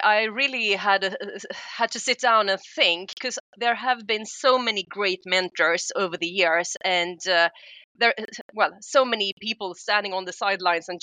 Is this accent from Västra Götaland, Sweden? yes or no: no; Stockholm, Stockholm County, Sweden; I am Swedish. I'm from Stockholm, and I chose to stay in Stockholm